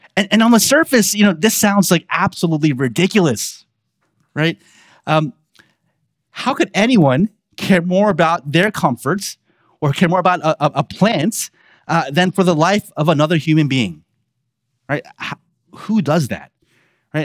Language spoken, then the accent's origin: English; Baltimore, Maryland, United States; accent: Baltimore; born and raised in Baltimore, um, and th, that is how we talk with Baltimore